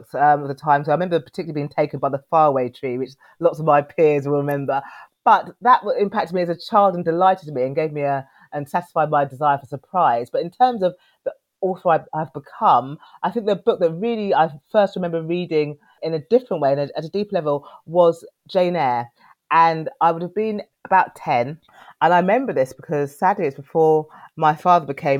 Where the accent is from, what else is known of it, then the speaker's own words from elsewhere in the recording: Knebworth, East of England, United Kingdom; also born or lived in Cornwall; I was born after marriage in Cornwall. So no one ever believes me when I say I'm from the Southwest originally, but I was born there. But our childhood with my siblings, my sister and two brothers, was mainly in Hertfordshire.